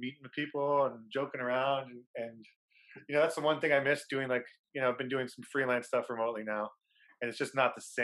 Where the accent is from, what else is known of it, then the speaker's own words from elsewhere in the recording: Ottawa, Ontario, Canada; also born or lived in Toronto; my hometown in Ottawa